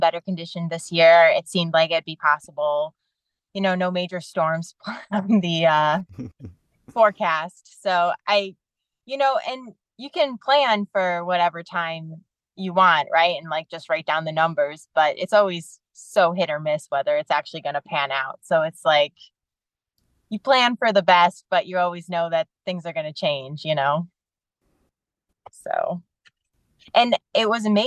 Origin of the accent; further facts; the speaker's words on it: Michigan, United States; I'm from Michigan